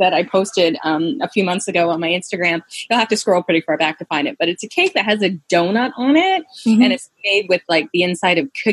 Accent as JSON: {"language": "English", "country": "Canada", "said": "I'm Canadian"}